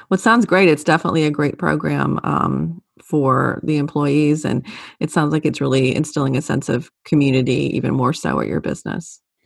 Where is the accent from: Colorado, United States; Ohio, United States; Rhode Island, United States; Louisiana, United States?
Louisiana, United States; growing up in Louisiana